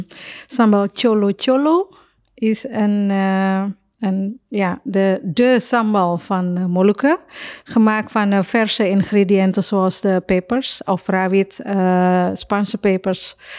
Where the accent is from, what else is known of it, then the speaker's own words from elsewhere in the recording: Surabaya, East Java, Indonesia; Dutch is a second language; moved away as an adult; now in Netherlands; uit Surabaya, waar ik vandaan kom